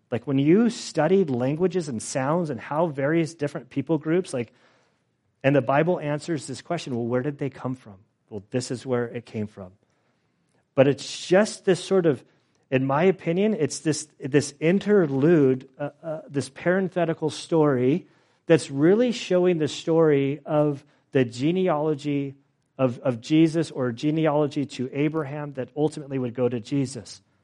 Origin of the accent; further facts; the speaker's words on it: California, United States; I'm from California.